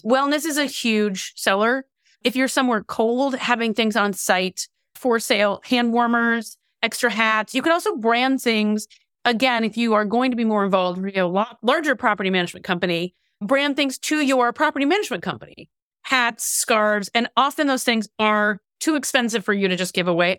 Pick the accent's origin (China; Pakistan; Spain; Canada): Canada; now in California, United States; I live in California but spent much of my youth also growing up in Canada. So I'm kind of a I'm a hybrid